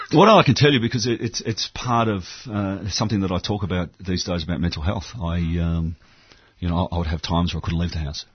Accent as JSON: {"language": "English", "country": "Australia", "said": "I'm from Australia"}